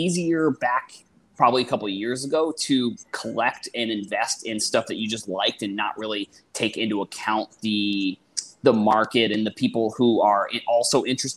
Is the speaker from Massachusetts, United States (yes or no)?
yes; Boston, Massachusetts, United States; so I'm originally from – well, I am from Boston